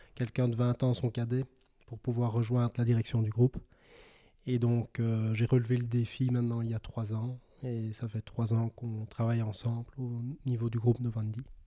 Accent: Belgium; moved away as an adult; also born or lived in Louvain-la-Neuve; je suis originaire euh, du village des Aouirs, le même que, que, Philippe

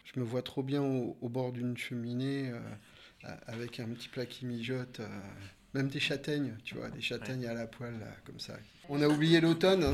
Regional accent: Burgundy, Bourgogne-Franche-Comté, France; je suis originaire de, Bourgogne

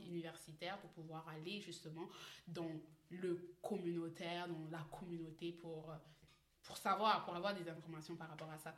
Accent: Brazzaville, Republic of the Congo; moved away as an adult; now in Canada; je viens de Brazzaville, précisément euh, du... Oui, de Brazzaville, la capitale

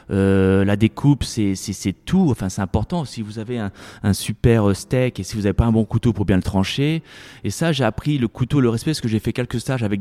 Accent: Paris, Île-de-France, France; now in United States; Moi j'ai souvenir quand j'étais gamin à Paris, euh, quand j'avais pas trop d'argent, je mangeais souvent dans les parcs euh, un sandwich

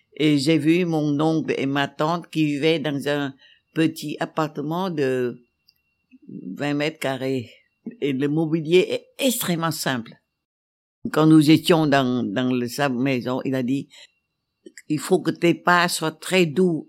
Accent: Vietnam; je suis vietnamienne

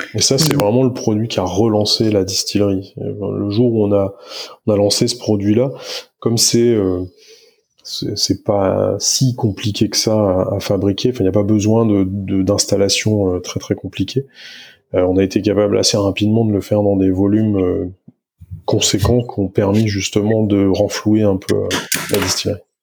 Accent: Niort, Nouvelle-Aquitaine, France; moved away; also born or lived in Nantes / Brittany; J'ai grandi du côté de, de Niort

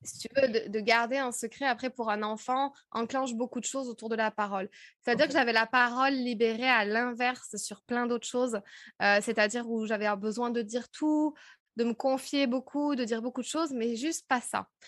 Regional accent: France; accent: French; moved away as an adult; also born or lived in Paris / United States; Je parlais anglais, mais alors à tout va, avec mon vieux accent français

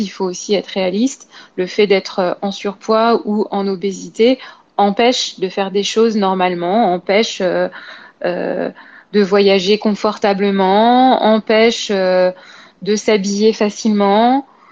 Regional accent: Paris, Île-de-France, France; je suis parisienne

